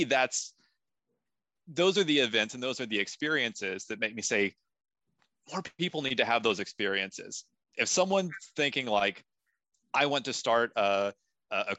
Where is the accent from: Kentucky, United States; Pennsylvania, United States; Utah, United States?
Kentucky, United States; I'm a nobody from Kentucky